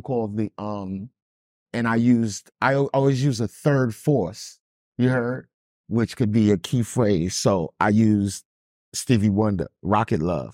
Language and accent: English; New York City, New York, United States; I'm from Brooklyn